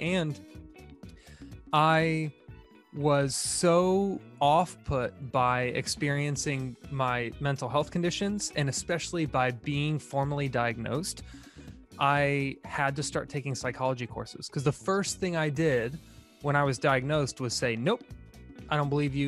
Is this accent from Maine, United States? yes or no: no; Tampa, Florida, United States; I grew up in Tampa, Florida